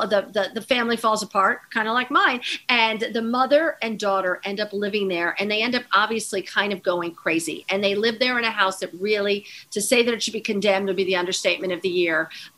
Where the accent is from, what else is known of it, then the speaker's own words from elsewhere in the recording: East Hampton, New York, United States; It looked like all the houses that I remember when I was growing up in East Hampton.